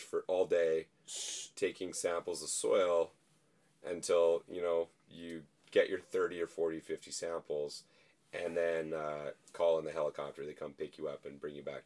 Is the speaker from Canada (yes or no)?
yes; Whitehorse, Yukon, Canada; I grew up outside of Whitehorse